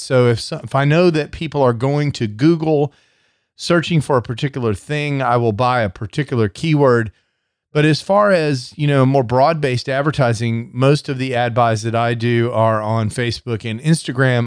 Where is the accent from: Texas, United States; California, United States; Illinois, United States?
Texas, United States; I'm from Texas.